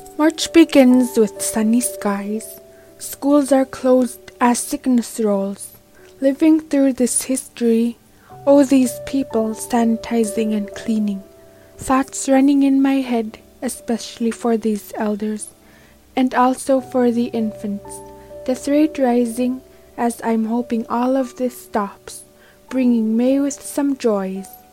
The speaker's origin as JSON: {"language": "English", "town": "Bethel", "region": "Alaska", "country": "United States", "said": "I'm 17 and I'm from Beth, Alaska"}